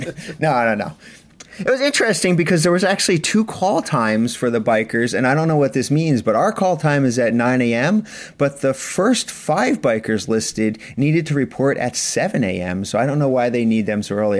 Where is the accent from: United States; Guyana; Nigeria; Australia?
United States; East Coast; we're from the East Coast